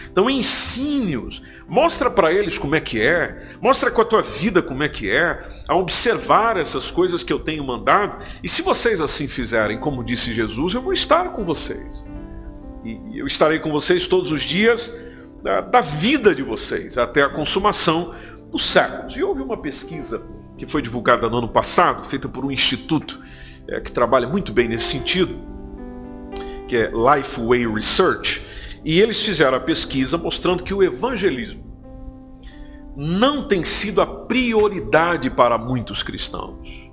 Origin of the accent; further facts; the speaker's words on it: Brazil; now in Portugal; somos brasileiros